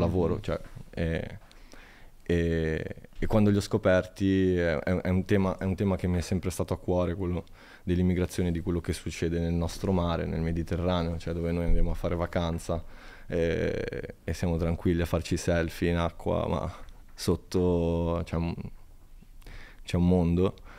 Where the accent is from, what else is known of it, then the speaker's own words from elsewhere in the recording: Italy; fare una cosa importante nel mio paese.